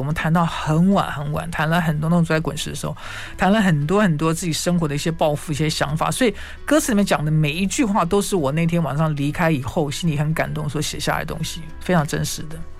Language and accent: Chinese; Taiwan; 我们在台湾长大的孩子